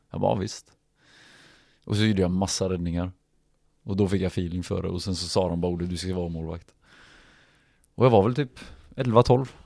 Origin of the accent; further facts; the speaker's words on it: Stavanger, Rogaland, Norway; also born or lived in Norrköping, Sweden; Jag är född i Norrköping, flyttade 94 till ehm, Stavanger. Där egentligen hela eh, fotbollsäventyret egentligen började då, men, men inte på riktigt allvar då eftersom man var så pass ung.